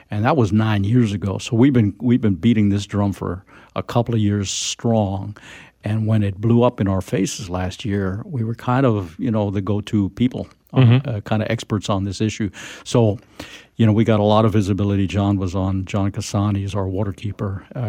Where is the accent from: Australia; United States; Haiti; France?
France; born there; well, I was born in France, two American parents, so I was kind of an expat kid.